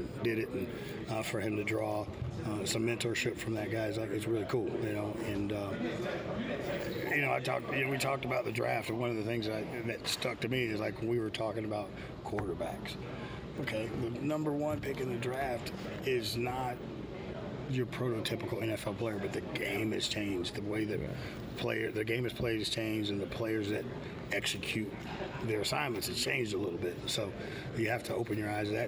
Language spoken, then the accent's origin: English; Houston, Texas, United States; I grew up in Houston. So growing up in Houston, we hated the Cowboys